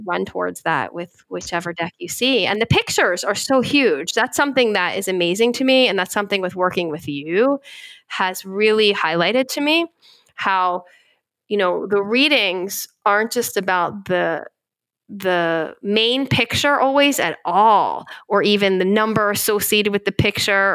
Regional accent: Philadelphia, Pennsylvania, United States; I'm from Philadelphia

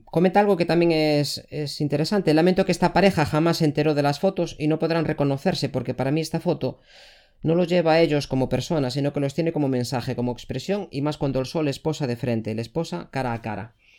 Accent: Galicia, Spain; yo soy gallego, en nuestra comunidad autónoma

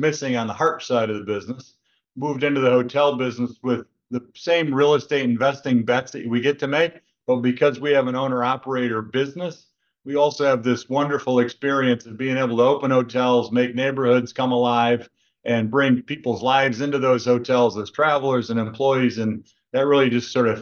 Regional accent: Kalamazoo, Michigan, United States; moved away as an adult; also born or lived in Denver / Los Angeles / Boston / New York; now in Chicago, United States; So I am a kid from the Midwest, grew up in Kalamazoo, Michigan.

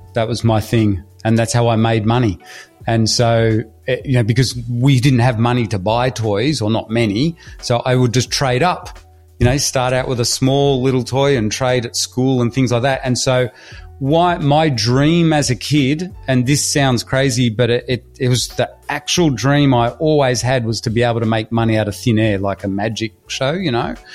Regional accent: Australia; also born or lived in Hull, England; I'm from Australia, but I was originally, as I was saying to you, my family's from Hull in England, and we immigrated to Australia with absolutely nothing

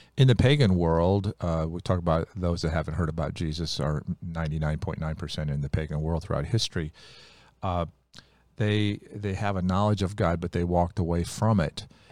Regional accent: Ohio, United States; When we were kids growing up in Ohio

